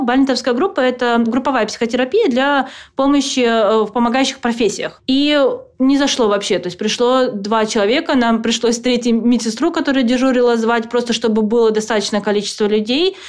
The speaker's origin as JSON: {"language": "Russian", "town": "Petrozavodsk", "region": "Republic of Karelia", "country": "Russia", "moved": "as an adult", "lives_now": "United States", "said": "я просто девочка из Петрозаводска"}